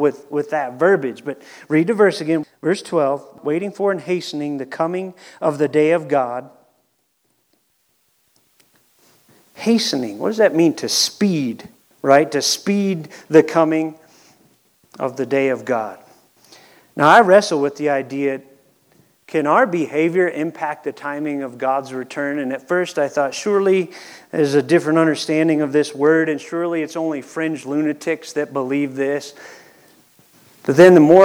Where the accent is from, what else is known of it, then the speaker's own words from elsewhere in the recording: Cleveland, Ohio, United States; we're from Cleveland